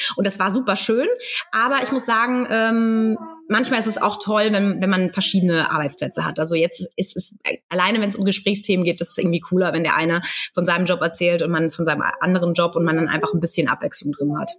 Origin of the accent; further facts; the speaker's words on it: Munich, Bavaria, Germany; moved away as an adult; now in Cologne, Germany; ich komme ursprünglich aus München, lebe aber jetzt schon seit äh, ja, über 13 Jahren in Köln